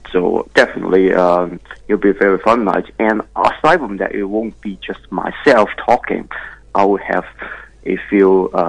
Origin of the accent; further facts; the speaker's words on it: Hong Kong; now in Melbourne, Australia; I was made in China. I'm from Hong Kong.